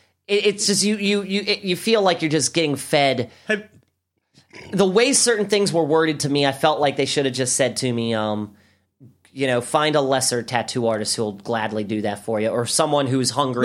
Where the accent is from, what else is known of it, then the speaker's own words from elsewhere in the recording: Baltimore, Maryland, United States; I'm from Baltimore